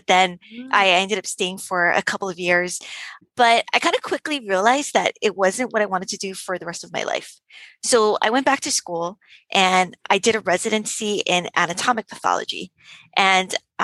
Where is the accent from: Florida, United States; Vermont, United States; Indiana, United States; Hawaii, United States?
Hawaii, United States; also born or lived in Davis, California; growing up in Hawaii, my dad was a fisherman